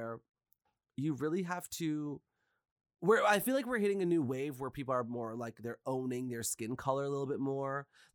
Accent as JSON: {"language": "English", "country": "Canada", "said": "I'm a Canadian person. My parents are Guyanese, but my ancestors are from India"}